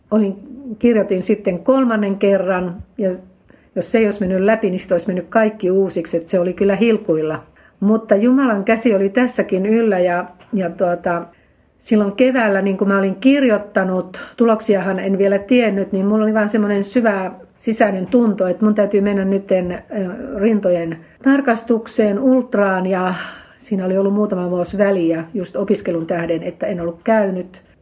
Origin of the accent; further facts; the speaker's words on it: Finland; kun olen maalta kotoisin, niin ei ollut mahdollisuus opiskella keskikoulua.